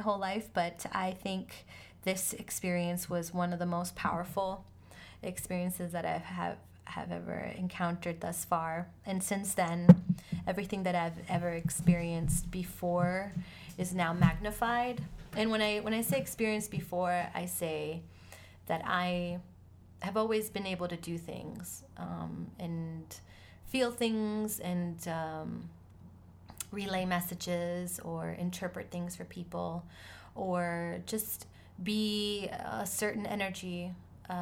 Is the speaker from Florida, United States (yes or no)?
yes; Miami, Florida, United States; also born or lived in Argentina; now in New York, United States; I was born in Argentina, raised in Miami